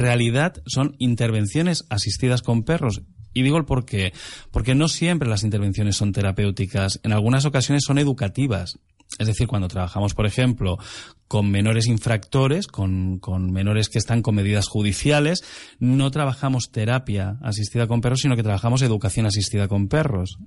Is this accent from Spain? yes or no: yes; the Peninsula, mainland Spain, Spain; now in Canary Islands, Spain; nosotros en la península